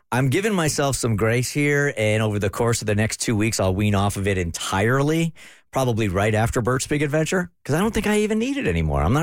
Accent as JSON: {"language": "English", "region": "New York", "country": "United States", "said": "people make fun of me because I'm a New Yorker"}